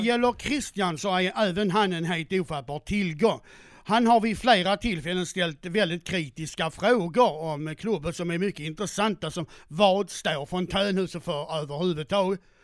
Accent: Skåne, Sweden; Jag är uppväxt på Österlen

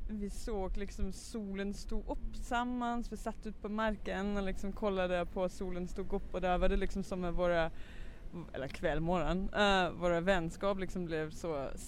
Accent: Southern Denmark, Denmark; now in Malmö, Sweden; i min hemstad i Danmark, var jag kommer ifrån, nere syd i Danmark liksom.

